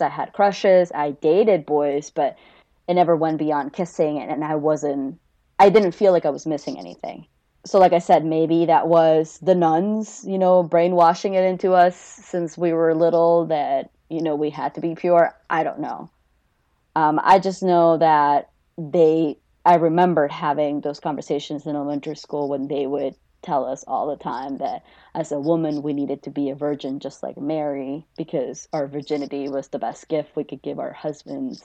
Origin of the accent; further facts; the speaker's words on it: Peru; now in United States; I was born and raised in Peru before I moved here.